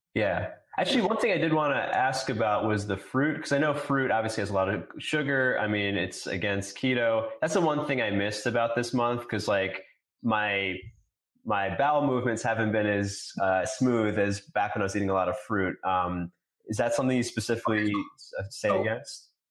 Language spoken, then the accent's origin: English; New York, United States; I grew up in New York.